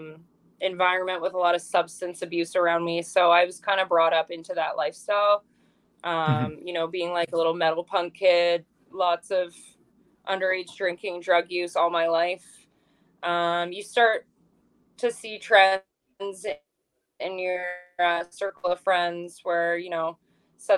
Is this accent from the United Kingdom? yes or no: no; Ontario, Canada; now in Pacific Northwest; I'm from Ontario